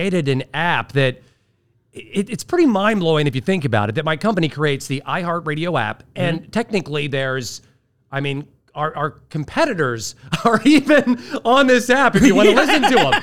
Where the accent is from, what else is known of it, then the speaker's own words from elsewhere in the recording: Ohio, United States; born and raised in Ohio